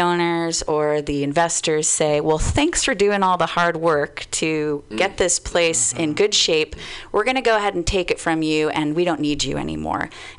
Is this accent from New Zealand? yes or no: no; Bay Area, California, United States; also born or lived in Portland; I grew up in the Bay Area. I went to UC Santa Cruz